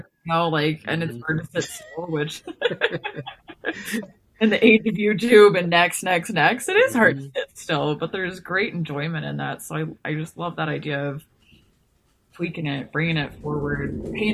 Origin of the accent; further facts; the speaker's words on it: Houston, Texas, United States; now in Montana, United States; I was born in Houston